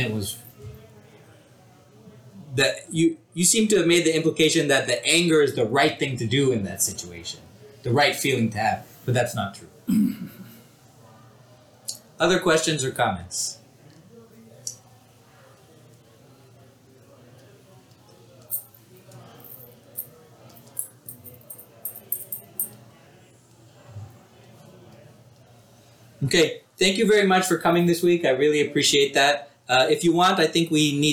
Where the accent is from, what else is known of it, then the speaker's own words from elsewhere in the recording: Houston, Texas, United States; also born or lived in India; I grew up here in Houston